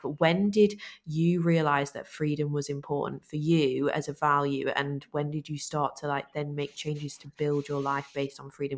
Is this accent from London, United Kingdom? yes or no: no; Lancashire, North West England, United Kingdom; we're from Lancashire